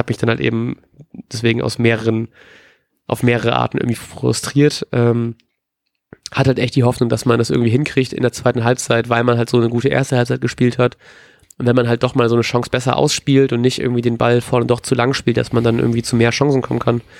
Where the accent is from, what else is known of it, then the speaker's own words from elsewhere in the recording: Bremen, Germany; Mein erster Gedanke war ausgerechnet Brandt als Bremer Jung.